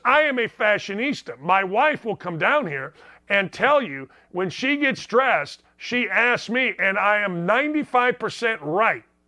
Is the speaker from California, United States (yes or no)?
no; Northwest Indiana, United States; I grew up in Northwest Indiana.